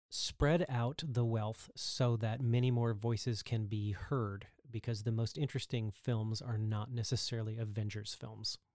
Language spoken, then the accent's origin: English; Texas, United States; I'm actually from Texas